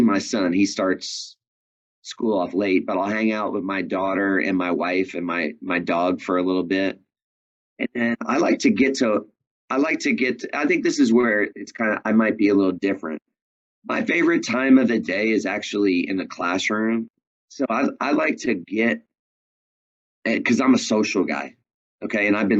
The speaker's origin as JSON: {"language": "English", "region": "New York", "country": "United States", "tie": "born or raised there", "moved": "as an adult", "said": "I'm from New York"}